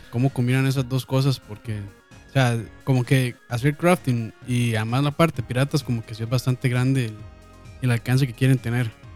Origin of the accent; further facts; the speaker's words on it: Costa Rica; nosotros somos de Costa Rica